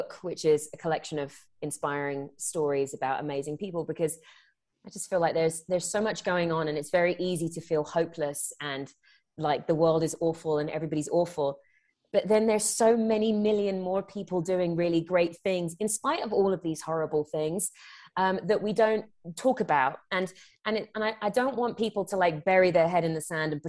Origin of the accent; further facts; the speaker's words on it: England, United Kingdom; moved away as an adult; now in United States; I'm born and raised in England. I live out in the US now. I came out here for acting.